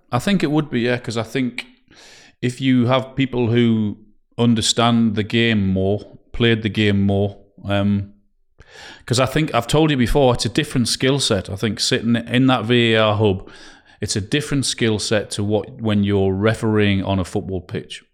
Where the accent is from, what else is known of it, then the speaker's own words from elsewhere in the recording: Newcastle upon Tyne, North East England, United Kingdom; I'm from Newcastle